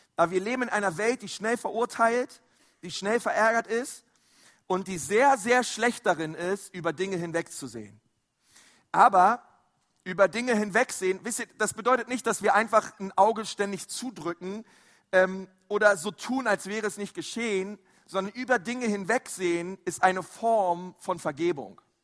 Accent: Berlin, Germany; also born or lived in Franconia; now in Nuremberg, Germany; ich bin ja ein Zugezogener, ich bin ja eigentlich ein Berliner. Und ähm, wir in Berlin, wir haben da so manchmal ganz andere Ausdrücke

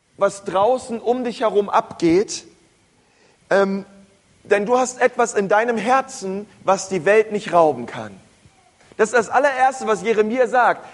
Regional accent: Berlin, Germany; Aber ich bin ein Stadtkind, groß geworden in Berlin

